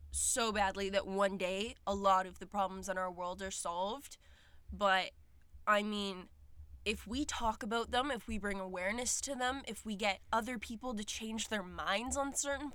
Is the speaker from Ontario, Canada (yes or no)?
yes; Ontario, Canada; I was born in Ontario, and my parents divorced from a young age, but I was always very close with my parents, my grandparents, and, we've lived in this same small town for a very long, long, long time